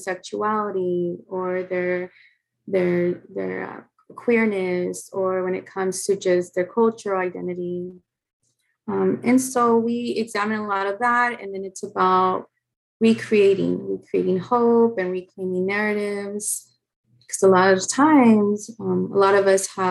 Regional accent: San Antonio, Texas, United States; moved away as an adult; now in Los Angeles, United States; I am from San Antonio, Texas. I live in Los Angeles

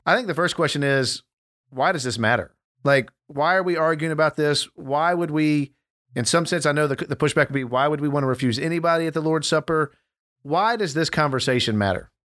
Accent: Dallas, Texas, United States; we, we grew up in Dallas

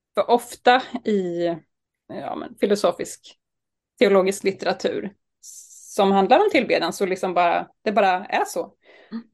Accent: Sturefors, Östergötland, Sweden; moved away; also born or lived in Uppsala; Jag kommer ifrån Sturefors utanför Linköping, där jag växte upp med tre storebröder

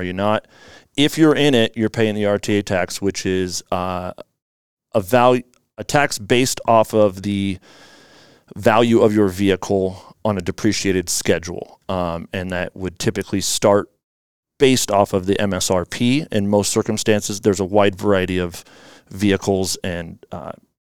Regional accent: Issaquah, Washington, United States; also born or lived in Spokane; I grew up in Issaquah here, went to Issaquah High School

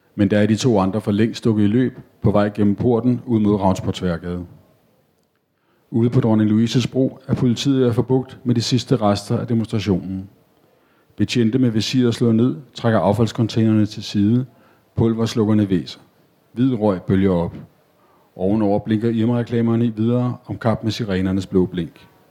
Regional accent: Copenhagen, Capital Region of Denmark, Denmark; Jeg er født og opvokset på Nørrebro

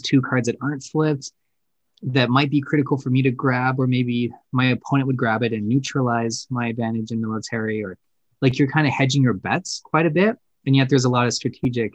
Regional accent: Canada; we are Canadian

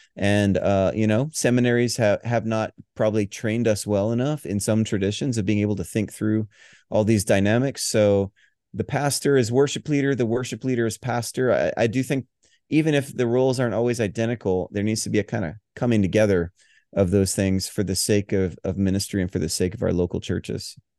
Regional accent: Hawaii, United States; moved away; also born or lived in Denver; I grew up in the Southern Baptist tradition, which I love, appreciate. It was the cradle of my faith, um, in Hawaii, of all places

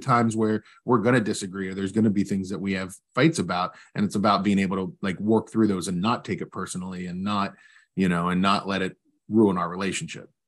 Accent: West Virginia, United States; I'm originally from West Virginia

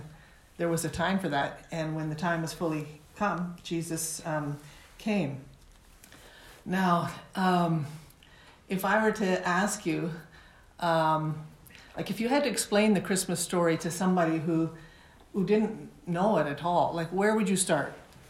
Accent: Toronto, Ontario, Canada; moved away as an adult; also born or lived in India / Nepal; And I grew up in Toronto, in Weston, but all my adult life I've been working in South Asia, coming back from time to time in India and Nepal

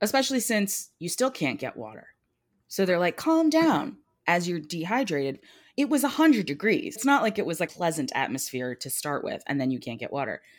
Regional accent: New Jersey, United States; I grew up in New Jersey

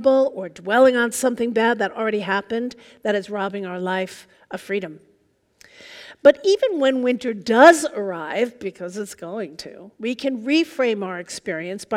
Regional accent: New York, United States; now in Seattle, United States; I'm originally from New York, and I moved out here

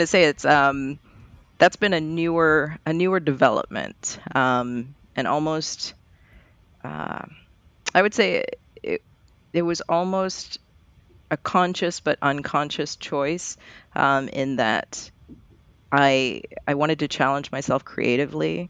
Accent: Barbados; moved away as an adult; also born or lived in Florida / Eugene; now in Portland, United States; I was born in Barbados

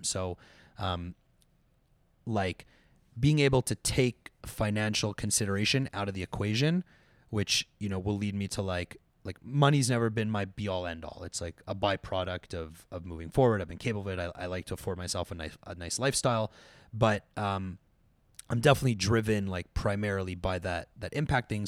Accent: Montreal, Quebec, Canada; moved away as an adult; also born or lived in London, Ontario; I was from Montreal. You know, there was, like, McGill in my backyard

